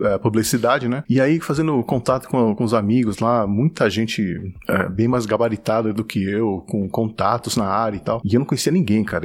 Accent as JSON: {"language": "Portuguese", "region": "São Paulo", "country": "Brazil", "tie": "born or raised there", "also_born_or_lived": "Japan", "said": "Eu sou de São Paulo. Capital"}